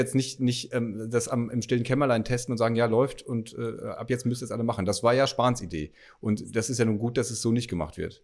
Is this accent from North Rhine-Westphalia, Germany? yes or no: yes; North Rhine-Westphalia, Germany; ich als Westfale